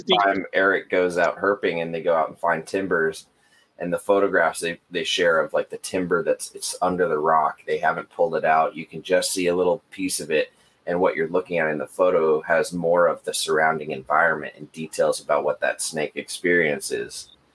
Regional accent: United States; I'm American

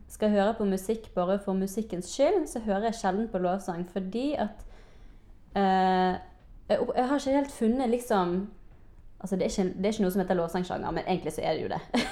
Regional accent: Bergen, Vestland, Norway; jeg har vokst opp i KF Bergen

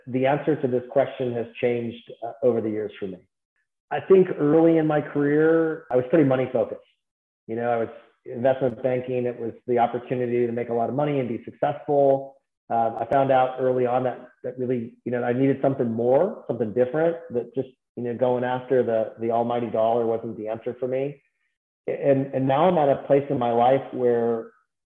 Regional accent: Naperville, Illinois, United States; also born or lived in Fargo, North Dakota; Naperville, Illinois, 30 miles outside of Chicago

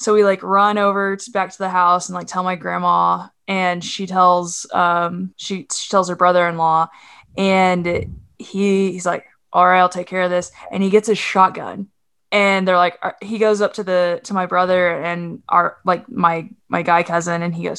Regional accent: Oklahoma, United States; also born or lived in Arkansas; That's just part of growing up in Oklahoma and in Arkansas and other

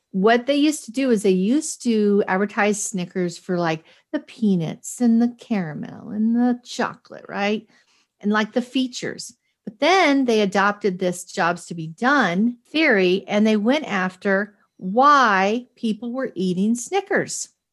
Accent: Boston, Massachusetts, United States; also born or lived in Cheyenne, Wyoming; I was raised in two different weird places, not weird, but, like, Boston, Massachusetts, and Cheyenne, Wyoming

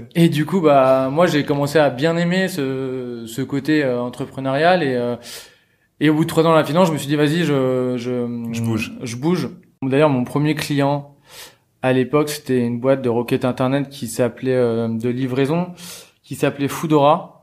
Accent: Normandy, France; je viens de Normandie

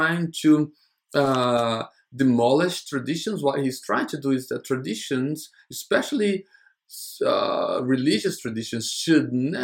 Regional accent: United States; As an American

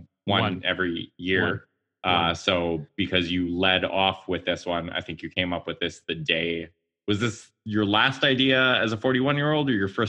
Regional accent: Salmon Arm, British Columbia, Canada; moved away; drove up to my hometown, which is Salmon Arm

